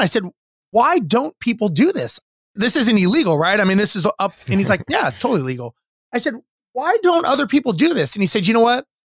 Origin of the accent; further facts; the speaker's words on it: Los Angeles, California, United States; I grew up in Los Angeles and standard middle income family